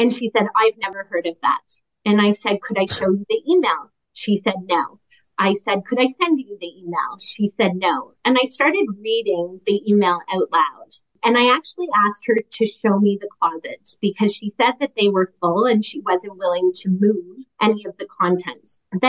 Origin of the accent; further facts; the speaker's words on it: Canada; And Ben, I'm a Canadian litigator.